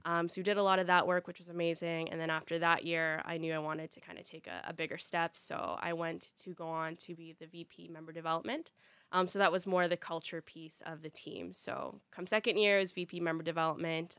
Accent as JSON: {"language": "English", "town": "Ottawa", "region": "Ontario", "country": "Canada", "tie": "born or raised there", "said": "born and raised in Ottawa"}